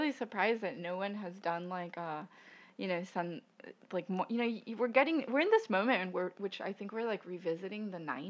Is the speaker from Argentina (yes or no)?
yes; Argentina; moved away; I'm from Argentina.